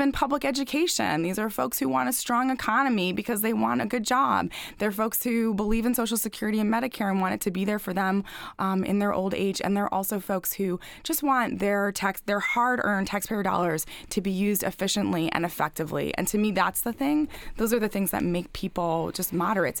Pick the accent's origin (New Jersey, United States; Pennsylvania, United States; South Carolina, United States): Pennsylvania, United States; Lancaster County, Manheim Township; I grew up in Lancaster County, went to Manheim Township High School